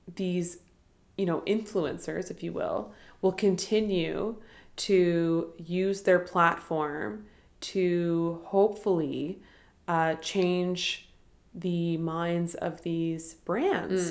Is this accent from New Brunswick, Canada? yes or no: no; Ottawa, Ontario, Canada; growing up in Ottawa and especially like from a small town